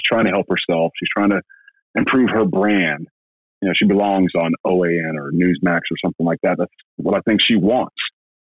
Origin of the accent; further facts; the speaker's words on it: Alabama, United States; now in Georgia, United States; I'm from Alabama